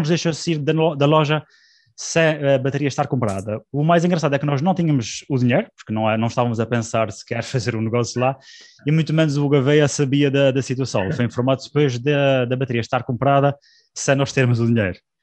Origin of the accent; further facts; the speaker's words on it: Azores, Portugal; aquilo que nos nos marca como, como açorianos